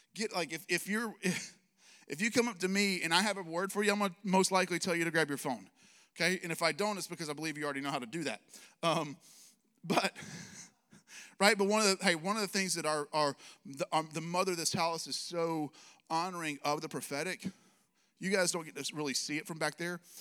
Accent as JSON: {"language": "English", "region": "Alabama", "country": "United States", "said": "I'm from Alabama"}